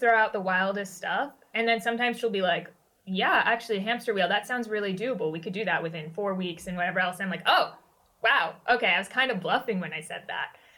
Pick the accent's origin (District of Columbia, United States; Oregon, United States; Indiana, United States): District of Columbia, United States; Washington; I grew up in the Washington, right. D.C. area